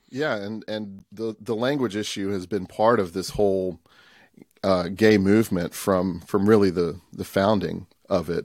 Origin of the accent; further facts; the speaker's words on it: Tupelo, Mississippi, United States; I grew up here in Tupelo, Mississippi, which is northeast part of Mississippi.